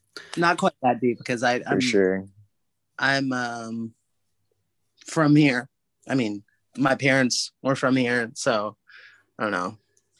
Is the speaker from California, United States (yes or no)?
yes; Sacramento, California, United States; I'm proud of Sac